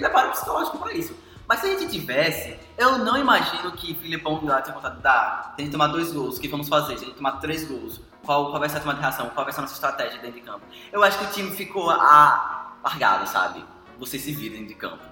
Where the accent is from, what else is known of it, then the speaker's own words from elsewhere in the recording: Brazil; nós brasileiros